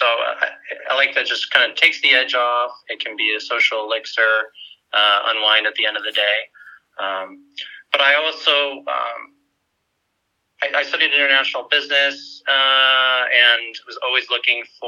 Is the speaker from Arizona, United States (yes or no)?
yes; Tucson, Arizona, United States; moved away as an adult; also born or lived in New York / Bay Area, California / Phoenix, Arizona; Growing up in Arizona, funny enough, my family was into scuba diving